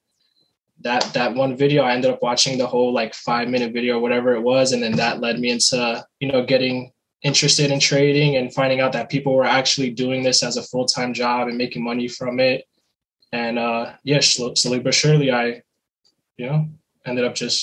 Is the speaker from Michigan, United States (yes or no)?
no; New Jersey, United States; Currently from New Jersey, born and raised in New Jersey